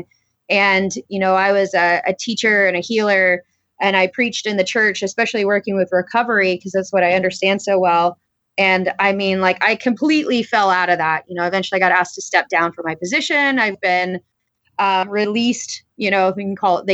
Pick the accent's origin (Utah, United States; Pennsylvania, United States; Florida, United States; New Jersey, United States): Florida, United States; I grew up in Florida and I had a really great upbringing